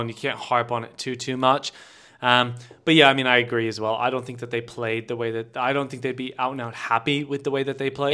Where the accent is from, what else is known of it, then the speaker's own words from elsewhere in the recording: United States; me as an American